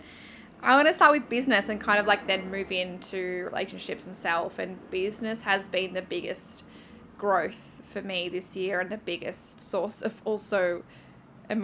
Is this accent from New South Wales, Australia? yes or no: yes; Newcastle, New South Wales, Australia; moved away as an adult; also born or lived in Thailand; leaving my hometown of Newcastle